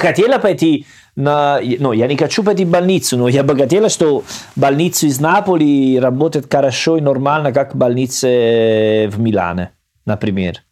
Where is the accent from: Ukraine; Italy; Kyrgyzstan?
Italy; Salerno, Campania; accent: Salernitano; Russian is a second language; moved away; Я из Салерно